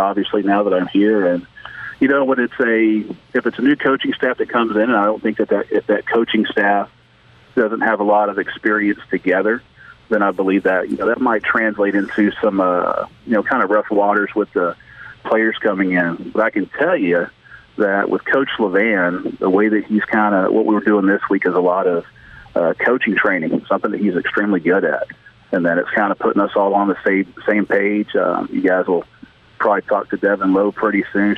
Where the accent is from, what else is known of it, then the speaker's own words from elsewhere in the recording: East Texas, United States; I was a kid growing up in East Texas